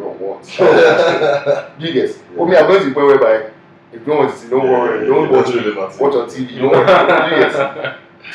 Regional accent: Nigeria; been a Nigerian champion

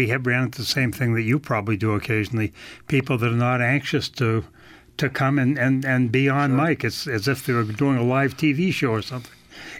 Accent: Claremont, New Hampshire, United States; No, I'm a New Hampshire native. Both my wife and I are from New Hampshire. I grew up in Claremont on the Vermont border, and she's from Manchester.

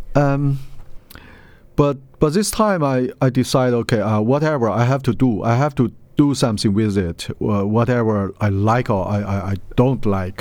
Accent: Lanzhou, Gansu, China; Lanzhou. It's my hometown.

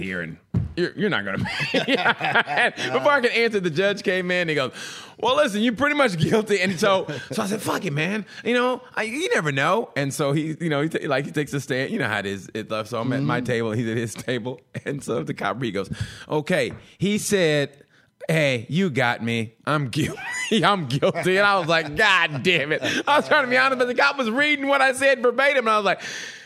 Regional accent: Oklahoma, United States; moved away; also born or lived in Chicago / Texas / California; I was literally just a wide-eyed country boy so much when I left Oklahoma to go to Chicago

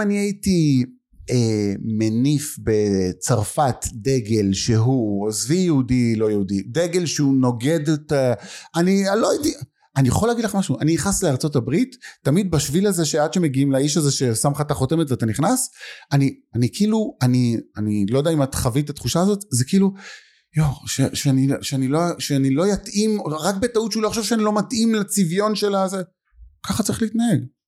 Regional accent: Lod, Central District, Israel; אני גדלתי בלוד

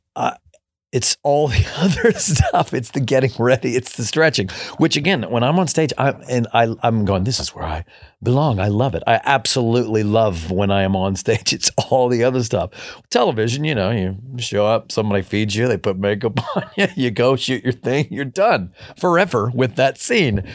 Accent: Kentucky, United States; moved away; growing up in Kentucky, we listened to absolutely no country music in my family

